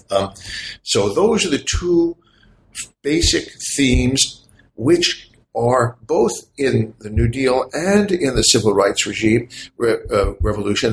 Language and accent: English; United States; as an American citizen